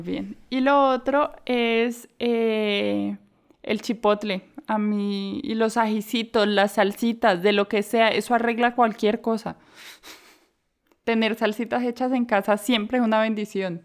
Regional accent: Colombia; moved away; also born or lived in Mexico / Barcelona / Portugal; yo soy colombiana

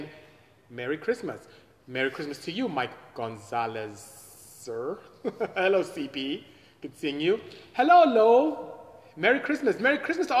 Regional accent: Nigeria; moved away as an adult; now in United States; I am from Nigeria, came here as a student, two suitcases in the late 80s, 89 to be exact

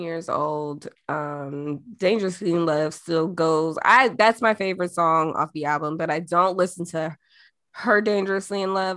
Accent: Jamaica; moved away; being Jamaican

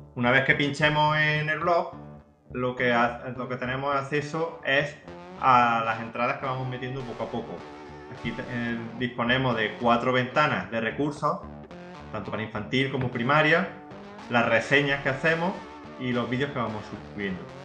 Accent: La Carlota, Andalusia, Spain; aquí en mi pueblo, en La Carlota

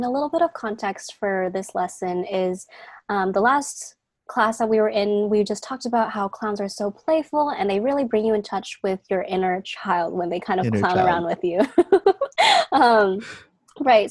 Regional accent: Seattle, Washington, United States; I am from Seattle, Washington

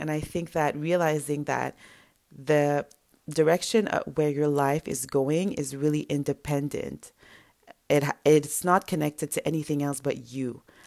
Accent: Montreal, Quebec, Canada; first language French; English is a second language; My first language is French or whatever French we speak in Montreal

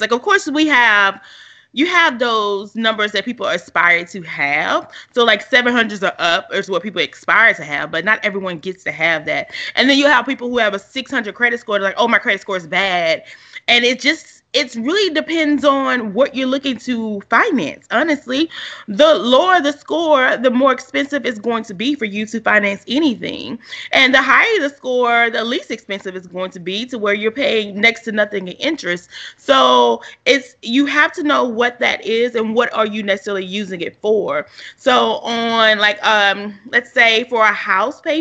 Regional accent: Louisiana, United States; my hometown is like a college town, Louisiana

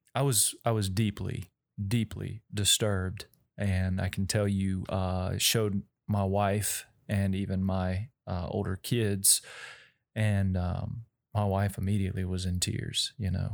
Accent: Denham Springs, Louisiana, United States; I grew up in Denham Springs

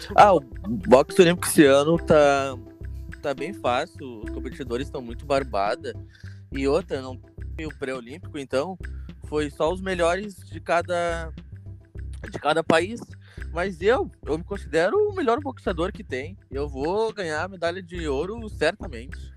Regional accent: Rio Grande do Sul, Brazil; sou gaúcho

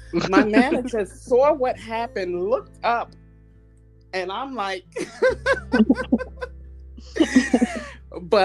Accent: New York City, New York, United States; moved away; I'm originally from New York City

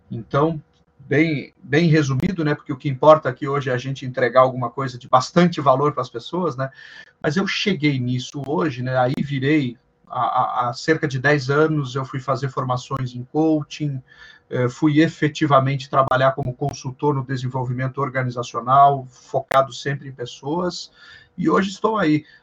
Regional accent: Passo Fundo, Rio Grande do Sul, Brazil; now in São Paulo, Brazil; eu sou gaúcho de Passo Fundo, no Rio Grande do Sul. Olha só. E moro em São Paulo já há mais de 23 anos, então por isso que o sotaque não é tão, tão acentuado assim.

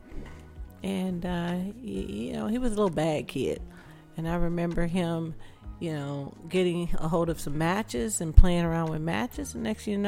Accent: Omaha, Nebraska, United States; also born or lived in Shreveport, Louisiana; My mom made the move to the Midwest when I was 2 years old

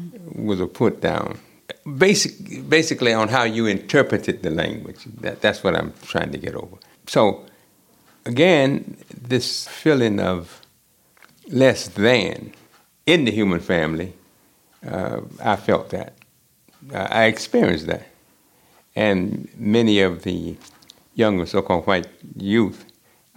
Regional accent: Edgefield County, Aiken County, South Carolina, United States; I grew up in South Carolina, Edgefield County, and then Aiken County.

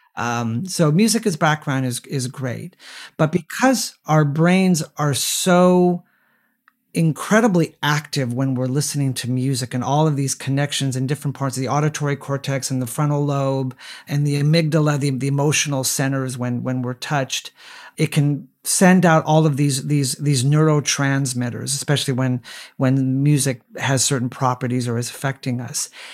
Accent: Southern California, United States; my hometown in Southern California

